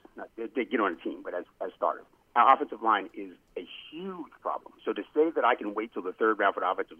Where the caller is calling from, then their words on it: Brooklyn, New York, United States; from Brooklyn.